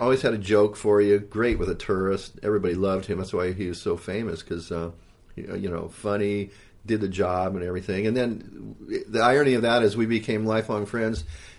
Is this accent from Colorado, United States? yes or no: no; Hawaii, United States; it was really interesting being a Haole kid growing up in Hawaii.